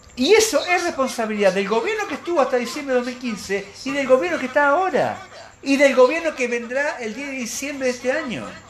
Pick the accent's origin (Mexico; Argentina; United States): Argentina; a mí como argentino